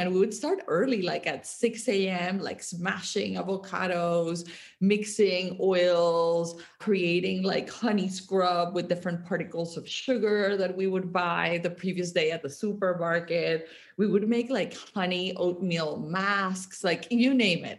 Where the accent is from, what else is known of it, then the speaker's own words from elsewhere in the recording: Barranquilla, Atlántico, Colombia; moved away; I grew up in Colombia. I grew up in Barranquilla, which uh, it's like a coastal town